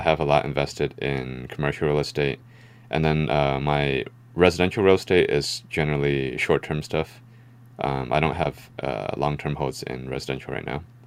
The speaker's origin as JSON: {"language": "English", "area": "San Francisco Bay Area", "region": "California", "country": "United States", "tie": "born or raised there", "said": "I was born here in the Bay Area, uh, San Francisco Bay Area. Um, so I would say that we had a pretty middle class lifestyle. Um, you know, growing up"}